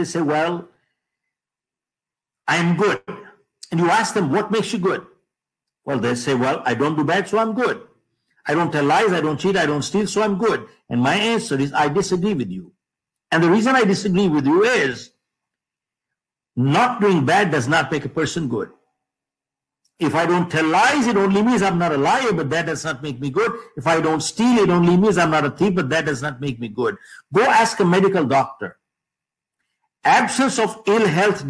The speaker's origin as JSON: {"language": "English", "country": "India", "moved": "as an adult", "lives_now": "United States", "said": "I've been living in the US for the past 45 years, but I'm an Indian."}